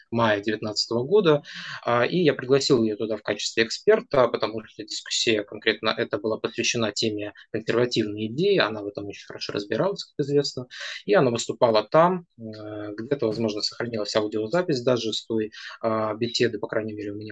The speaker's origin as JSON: {"language": "Russian", "town": "Nizhnevartovsk", "region": "Khanty-Mansi Autonomous Okrug", "country": "Russia", "moved": "as an adult", "lives_now": "Saint Petersburg, Russia", "said": "И так вышло, что когда в 2018 году я приехал из Нижневартовска в Санкт-Петербург"}